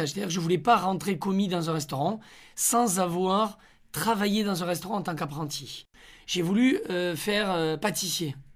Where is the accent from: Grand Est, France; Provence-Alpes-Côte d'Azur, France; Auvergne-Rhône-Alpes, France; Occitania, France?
Occitania, France; Onet-le-Château; moved away as an adult; also born or lived in Rodez; now in Paris, France; Une enfance à Honnay-le-Château. Bah, c'est là où j'ai grandi. Euh, je suis né à Rodez euh, parce que mes parents habitaient euh, à Rodez quand, je suis né